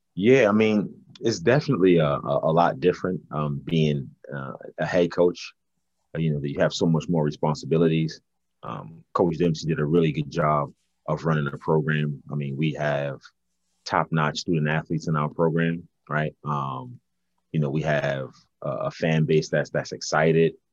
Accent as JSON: {"language": "English", "town": "New York City", "region": "New York", "country": "United States", "tie": "born or raised there", "also_born_or_lived": "Jamaica, Queens / Czech Republic / Poland / Belgium", "moved": "as an adult", "said": "Brooklyn, you know, raised me and, and, and, the, the way I was raised in Brooklyn"}